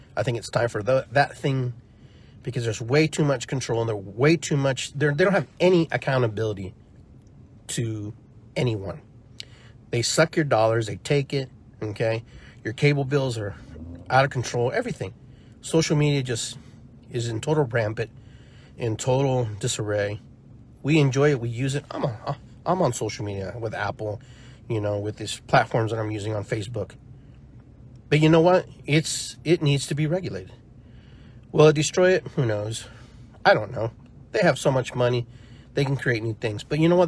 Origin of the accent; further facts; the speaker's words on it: Peru; now in United States; I grew up poor, you know, and I grew up in in Peru, you know, for a part of my life, and then came here and had to acclimate